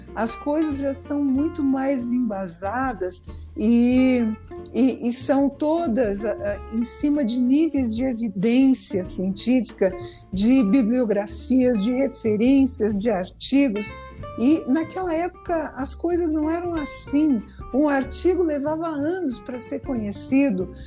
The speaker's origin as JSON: {"language": "Portuguese", "region": "Rio Grande do Sul", "country": "Brazil", "said": "eu sou do Rio Grande do Sul"}